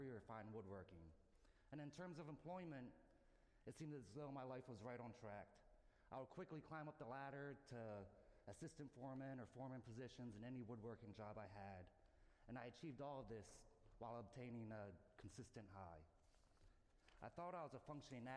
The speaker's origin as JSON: {"language": "English", "region": "New Jersey", "country": "United States", "moved": "yes", "lives_now": "Atlanta, United States", "said": "I'm a Yankee from New Jersey"}